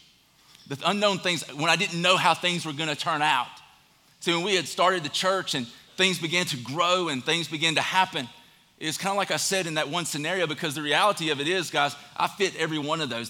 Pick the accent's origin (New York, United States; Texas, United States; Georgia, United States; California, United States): Georgia, United States; Statesboro; I'm from Statesboro, Georgia.